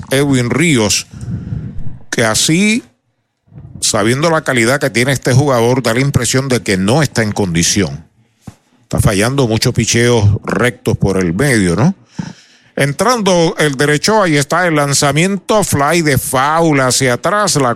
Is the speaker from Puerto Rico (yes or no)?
yes; San Sebastián, Puerto Rico; con el equipo de mi pueblo, de San Sebastián